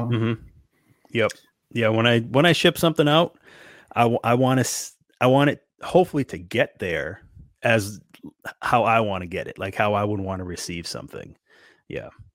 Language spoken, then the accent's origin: English; Northeast, United States; growing up in the Northeast